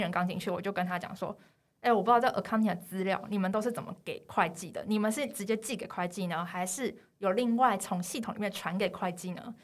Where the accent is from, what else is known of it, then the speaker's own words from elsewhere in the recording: Taiwan; 一听到我们是台湾人